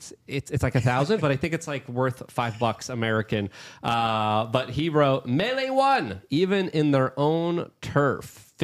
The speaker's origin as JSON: {"language": "English", "country": "Poland", "tie": "born or raised there", "said": "I was born and raised in Poland. I was still a very young baby during the official kind of Soviet bloc times"}